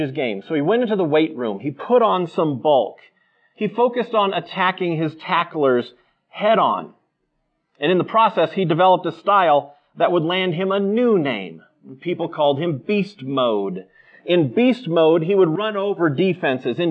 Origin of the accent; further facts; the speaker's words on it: Seattle, Washington, United States; I'm from Seattle